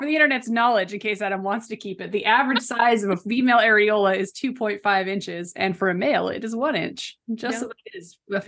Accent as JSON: {"language": "English", "country": "Canada", "accent": "Canadian", "said": "my Canadian accent"}